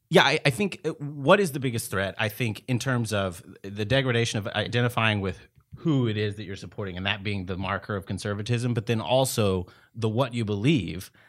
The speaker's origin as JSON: {"language": "English", "region": "East Texas", "country": "United States", "tie": "born or raised there", "said": "born and raised in East Texas"}